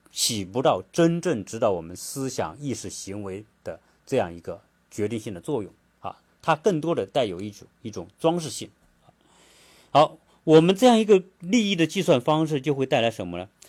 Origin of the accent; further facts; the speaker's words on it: China; now in United States; 我们中国人